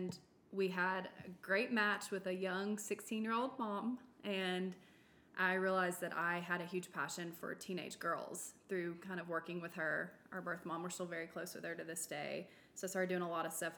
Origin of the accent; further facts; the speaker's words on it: Nashville, Tennessee, United States; I'm born and raised in Nashville.